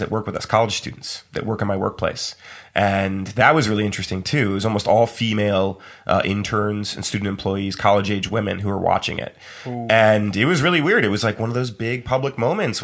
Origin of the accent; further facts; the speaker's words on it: Fairfield, Connecticut, United States; I grew up in Fairfield, Connecticut